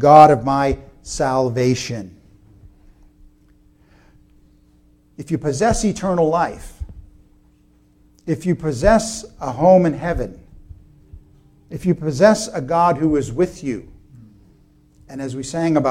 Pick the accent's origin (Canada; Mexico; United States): United States; as Americans or even as American Christians